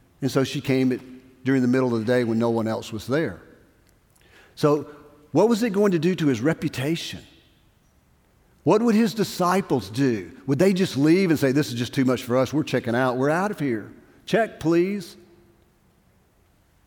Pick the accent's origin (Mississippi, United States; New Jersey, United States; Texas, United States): Mississippi, United States; Brookhaven; moved away; I'm from Brookhaven, Mississippi.